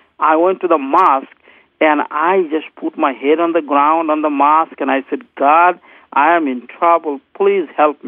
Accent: Bangladesh; I grew up in Bangladesh

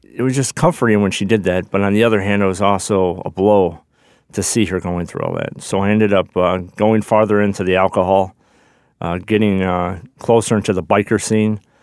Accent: Chicago, Illinois, United States; born or raised there; also born or lived in Johnson City

